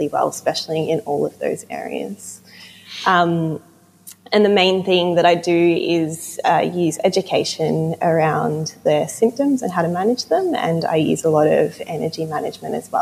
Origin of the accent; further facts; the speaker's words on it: Melbourne, Victoria, Australia; moved away as an adult; now in Truro, United Kingdom; So recently, in the last 6 months, moved to Cornwall, and I'm actually from Melbourne, Australia.